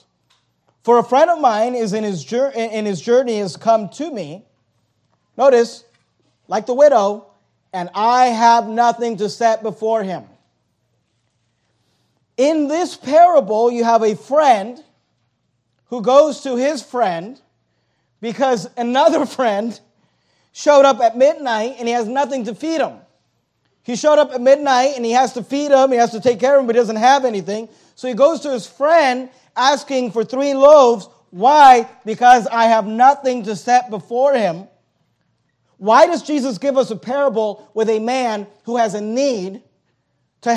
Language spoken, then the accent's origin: English; United States; we're American Christians